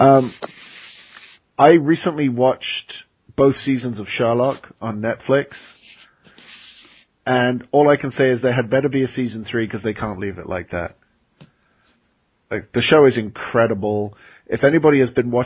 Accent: England, United Kingdom; moved away; I grew up in England

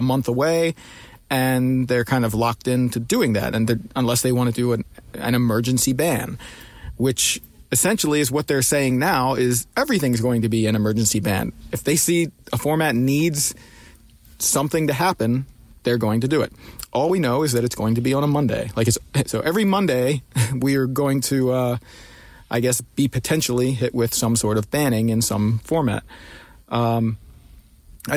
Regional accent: Baltimore, Maryland, United States; I'm from Baltimore

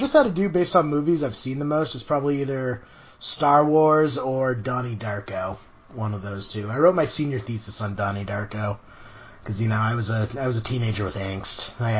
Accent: Boston, Massachusetts, United States; I'm from Boston.

